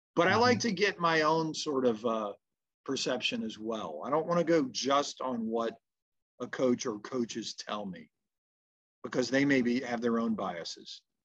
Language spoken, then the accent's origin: English; the South, United States; being a Southerner